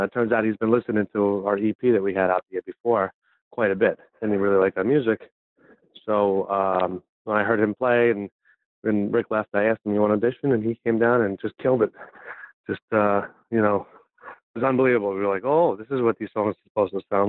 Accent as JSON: {"language": "English", "town": "Valley Stream", "region": "New York", "country": "United States", "tie": "born or raised there", "said": "I grew up in Valley Stream, New York"}